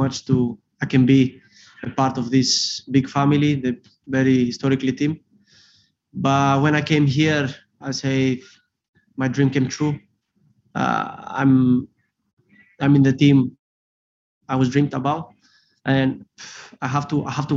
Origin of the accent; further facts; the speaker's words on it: Greece; English is a second language; now in Liverpool, United Kingdom; I'm Greek also, and that's why I'm Greek Scouser.